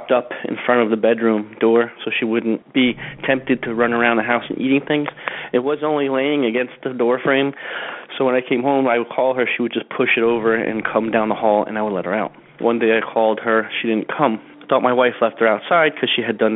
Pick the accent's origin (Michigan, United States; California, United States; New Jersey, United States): New Jersey, United States; I'm from New Jersey